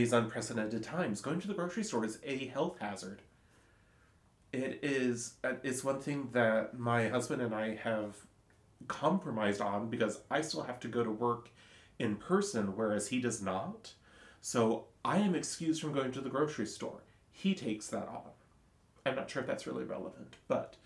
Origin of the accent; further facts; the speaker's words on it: Silverton, Oregon, United States; growing up in Silverton